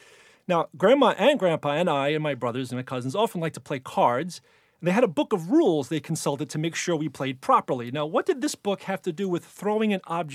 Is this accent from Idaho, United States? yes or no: no; Hoboken, New Jersey, United States; accent: Jersey; now in New York City, United States; But I was born in Hoboken, and when I go back there, I easily code switch into a Jersey dialect.